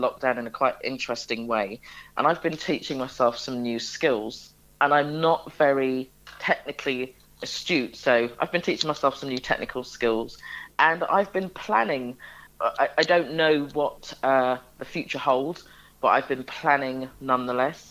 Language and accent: English; London, United Kingdom; I spent most of my childhood in an area in London, Wembley, more specifically at Chalk Hill